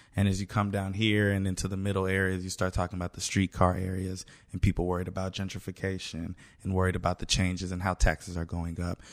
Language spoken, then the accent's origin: English; Kansas City, Kansas, United States; I'm from Wyandotte County, Kansas City, Kansas